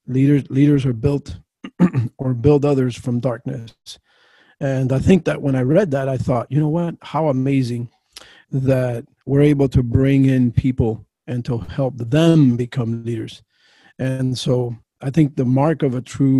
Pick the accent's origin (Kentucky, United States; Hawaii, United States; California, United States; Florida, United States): Florida, United States; Miami; now in Fort Myers, United States; I grew up in Miami and was in that area from 1980 all the way through to last year